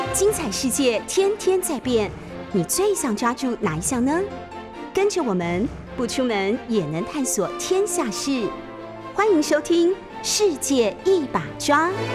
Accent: Taiwan; 我们台湾自己也有在生产葡萄酒

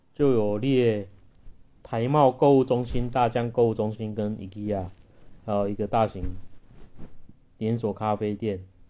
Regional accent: Taichung, Taiwan; 那像我住台中，台中捷运也还没开，那我们一般台中人都骑摩托车比较多啦

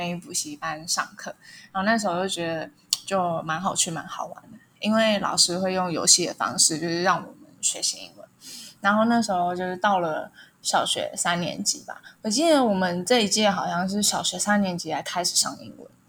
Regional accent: Taipei, Taiwan; 然后我是来自台北，刚从张师大英语系毕业。

